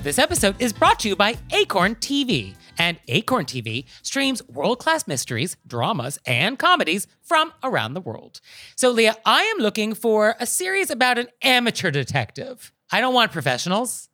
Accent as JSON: {"language": "English", "region": "New York", "country": "United States", "said": "as a New Yorker"}